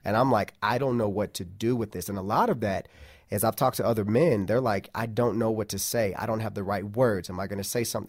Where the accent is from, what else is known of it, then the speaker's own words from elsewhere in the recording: Midwest, United States; we grew up in the Midwest.